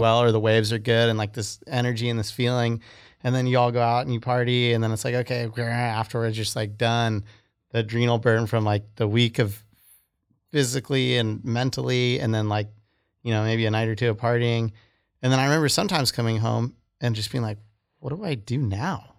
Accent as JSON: {"language": "English", "town": "Santa Barbara", "region": "California", "country": "United States", "said": "I was from Santa Barbara"}